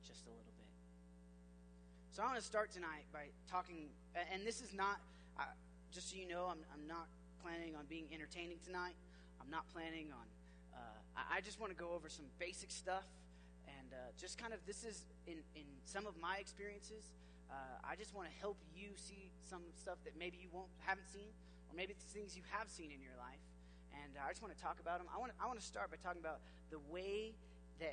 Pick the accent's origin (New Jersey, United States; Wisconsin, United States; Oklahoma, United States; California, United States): Oklahoma, United States; I grew up in Oklahoma